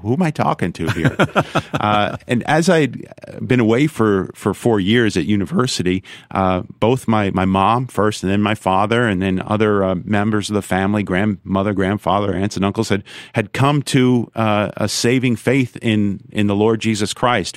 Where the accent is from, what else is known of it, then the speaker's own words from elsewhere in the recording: New York, United States; also born or lived in Brooklyn / Long Island; I grew up in New York State, uh, born in Brooklyn, raised in Long Island and upstate